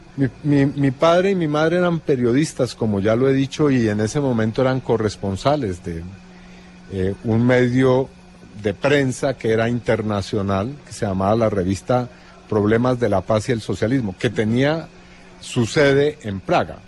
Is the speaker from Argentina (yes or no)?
no; Colombia; moved away